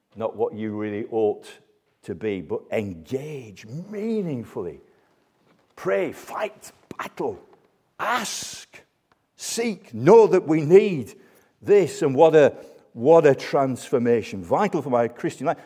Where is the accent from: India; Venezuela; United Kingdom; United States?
United Kingdom; we're British